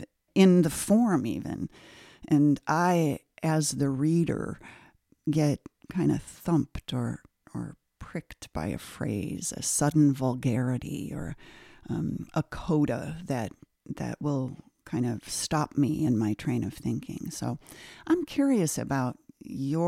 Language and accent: English; Cleveland, Ohio, United States; I grew up in Cleveland